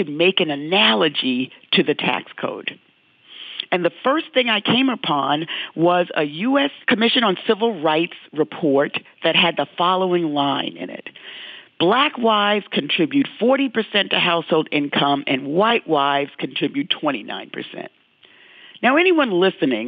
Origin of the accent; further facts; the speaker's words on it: New York City, New York, United States; growing up in the South Bronx and dealing with racism every day